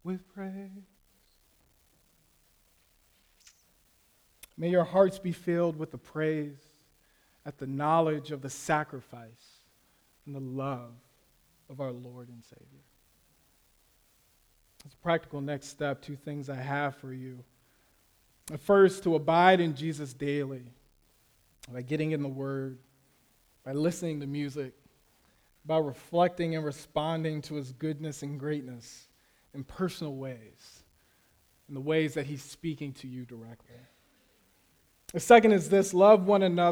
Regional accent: Florida, United States; also born or lived in Las Vegas, Nevada, United States; I grew up in Las Vegas, and we moved to Florida when I was about 8

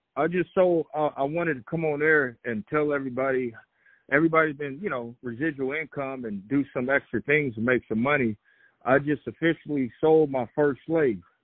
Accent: Oklahoma, United States; I'm from Oklahoma

